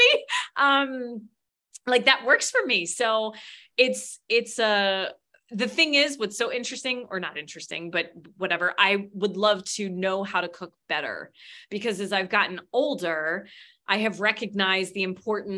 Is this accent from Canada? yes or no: no; United States; I'm an American